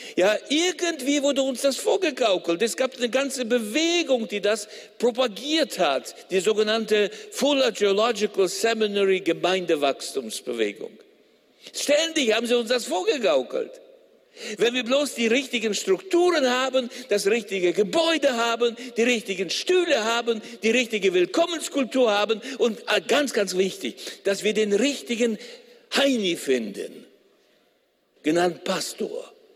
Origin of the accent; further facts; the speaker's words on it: Gummersbach, North Rhine-Westphalia, Germany; Bei uns in Gummersbach, wo ich herkomme